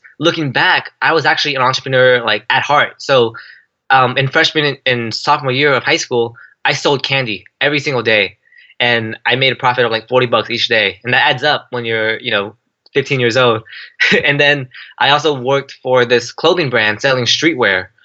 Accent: San Jose, California, United States; I grew up in San Jose, California, born and raised

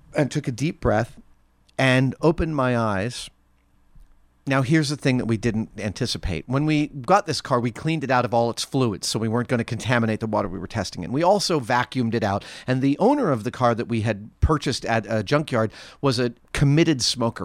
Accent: New York, United States; I grew up in New York

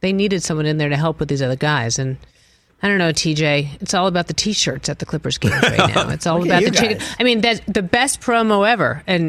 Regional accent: New England, United States; I'm from New England.

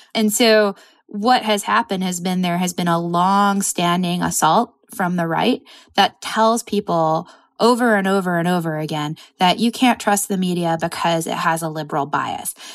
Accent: suburb of New York, United States; moved away; my hometown suburb of New York

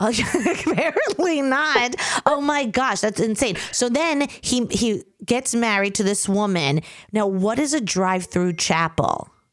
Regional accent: New York, United States; accent: New York

